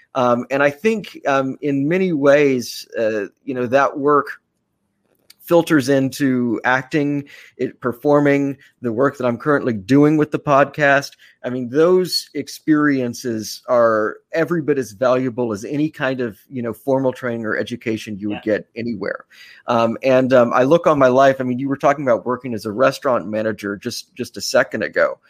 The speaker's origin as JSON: {"language": "English", "town": "Austin", "region": "Texas", "country": "United States", "tie": "born or raised there", "moved": "yes", "said": "my hometown of Austin"}